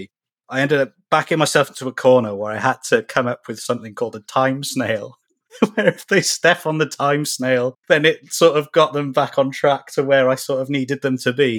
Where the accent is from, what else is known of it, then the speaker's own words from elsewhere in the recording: Cardiff, Wales, United Kingdom; I'm from Cardiff in Wales, UK.